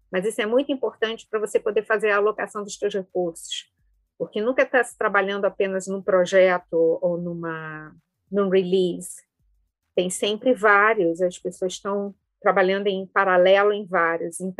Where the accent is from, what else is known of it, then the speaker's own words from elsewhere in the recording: Rio de Janeiro, Brazil; accent: carioca; Eu sou originalmente do Rio, não sei o quanto do, do sotaque carioca ainda vem.